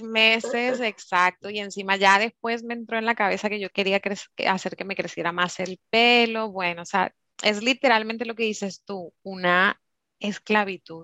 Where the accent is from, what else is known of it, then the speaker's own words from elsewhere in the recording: Curaçao; moved away; also born or lived in Germany; mi hermano y yo pues nacimos en, en Alemania, entonces un poquito así de, de, los dos lados, pero sí que es cierto que yo me crié en Curazao